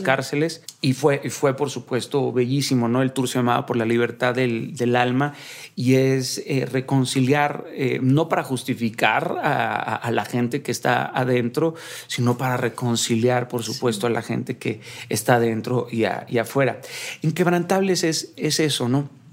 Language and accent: Spanish; Mazatlán, Sinaloa, Mexico; yo soy de Mazatlán, Sinaloa